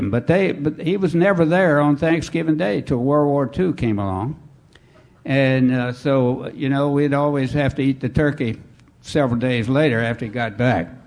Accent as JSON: {"language": "English", "region": "North Carolina", "country": "United States", "tie": "born there", "also_born_or_lived": "Virginia", "said": "Well, I was born in North Carolina many my most of my family had gone to UNC, but when we moved here"}